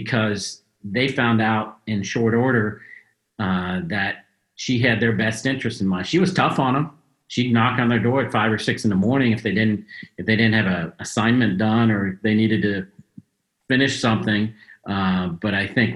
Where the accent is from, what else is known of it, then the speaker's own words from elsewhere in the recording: Cincinnati, Ohio, United States; in my hometown and my family is here